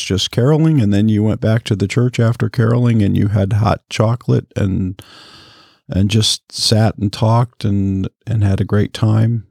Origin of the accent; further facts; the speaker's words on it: Michigan, United States; I grew up in Michigan